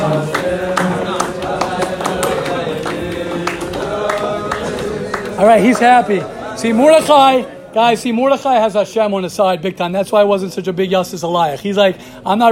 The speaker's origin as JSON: {"language": "English", "country": "United States", "moved": "as an adult", "lives_now": "Israel", "said": "I'm an American. I'm a proud American"}